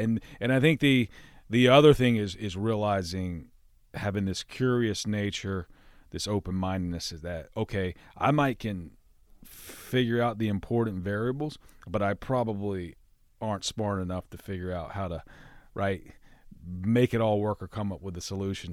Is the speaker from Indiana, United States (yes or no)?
no; Alabama, United States; born or raised there; moved away